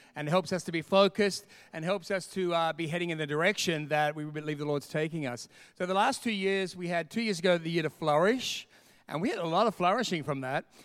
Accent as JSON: {"language": "English", "town": "Sydney", "region": "New South Wales", "country": "Australia", "moved": "yes", "lives_now": "Perth, Australia", "said": "I'm originally from Sydney"}